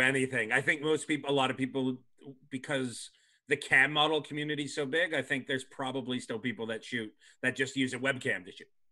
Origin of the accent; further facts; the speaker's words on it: Canada; moved away as an adult; now in United States; I'm from Canada